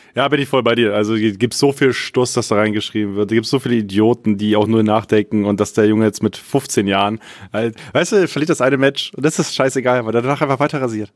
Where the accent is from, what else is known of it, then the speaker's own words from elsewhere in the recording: Friesland, Lower Saxony, Germany; ich komme aus Friesland gebürtig